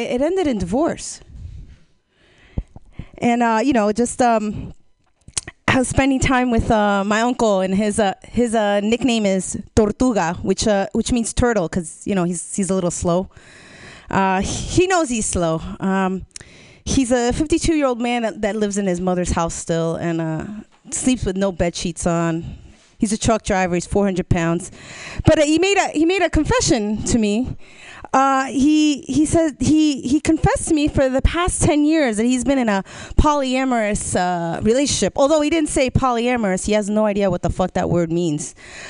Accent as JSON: {"language": "English", "region": "New Jersey", "country": "United States", "moved": "yes", "lives_now": "Oakland, United States", "said": "I'm originally from New Jersey, and my grandma, she keeps wanting to convince me to move back"}